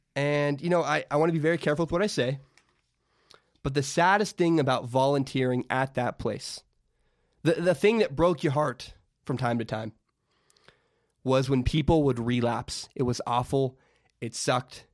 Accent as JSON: {"language": "English", "town": "Vancouver", "region": "Washington", "country": "United States", "tie": "born or raised there", "also_born_or_lived": "Portland, Oregon", "said": "my hometown, Vancouver, Washington"}